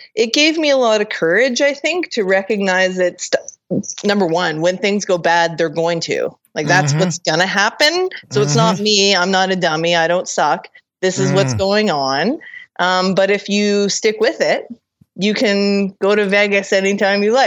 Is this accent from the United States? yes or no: no; Kelowna, British Columbia, Canada; my hometown of Kelowna, BC